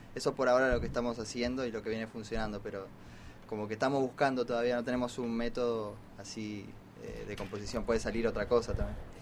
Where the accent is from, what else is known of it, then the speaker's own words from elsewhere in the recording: Munro, Buenos Aires Province, Argentina; somos del barrio, después nos dimos cuenta, somos los dos de Munro